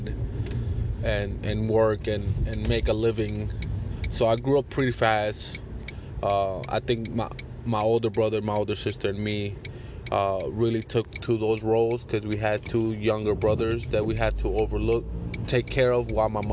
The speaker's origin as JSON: {"language": "English", "region": "New Jersey", "country": "United States", "tie": "born or raised there", "also_born_or_lived": "Puerto Rico", "said": "I was born in Puerto Rico, raised here in New Jersey"}